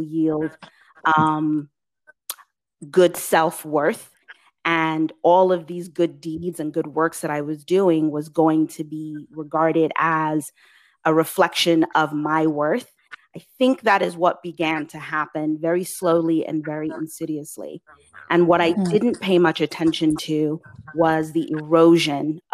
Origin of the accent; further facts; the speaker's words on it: England, United Kingdom; moved away; as a Black immigrant woman, I was born in England, but my parents and my lineage is Nigerian of Yoruba extraction